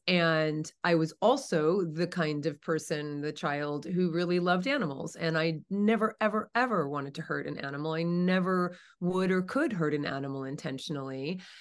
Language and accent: English; New Jersey, United States; moved away as an adult; now in California, United States; I grew up in New Jersey. I'm in California now. Have been for the last twenty-five years